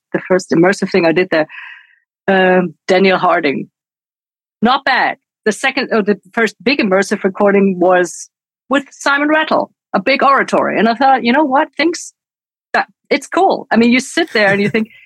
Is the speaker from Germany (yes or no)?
yes; Munich, Bavaria, Germany; I am from Munich, Bavaria, and I interned at this Bavarian radio